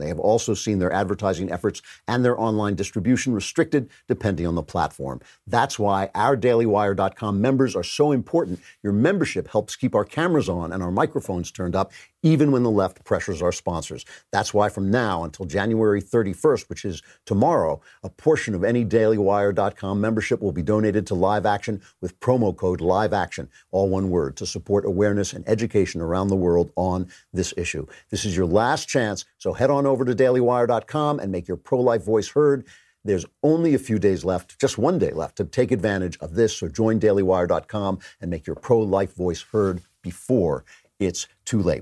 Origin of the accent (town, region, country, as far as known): United States; also born or lived in Britain